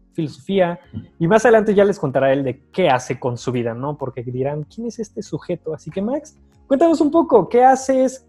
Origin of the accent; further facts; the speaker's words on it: Tequisquiapan, Querétaro, Mexico; somos de Tequisquiapan